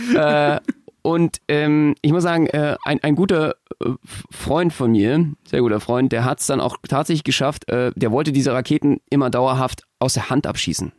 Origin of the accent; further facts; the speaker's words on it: Berlin, Germany; als Berliner